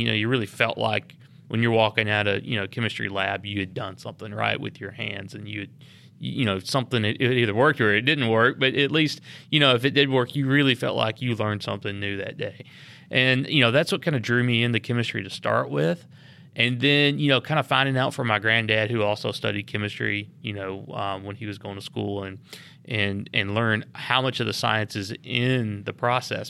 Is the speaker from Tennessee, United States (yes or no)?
yes; Lynchburg, Tennessee, United States; I grew up here in Lynchburg